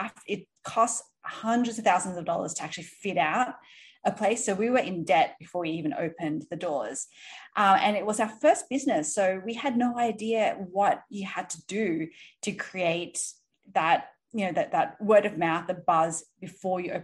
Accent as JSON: {"language": "English", "country": "Australia", "also_born_or_lived": "Sydney", "moved": "as an adult", "lives_now": "New York City, United States", "said": "I'm from originally from Australia. I live in New York City now"}